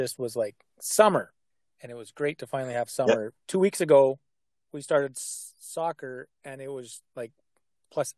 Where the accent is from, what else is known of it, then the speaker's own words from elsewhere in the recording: Eastend, Saskatchewan, Canada; I grew up in East End